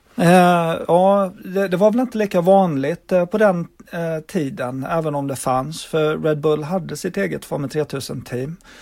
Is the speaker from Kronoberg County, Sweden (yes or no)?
yes; Växjö, Kronoberg County, Sweden; moved away as an adult; now in England, United Kingdom; hemma i Växjö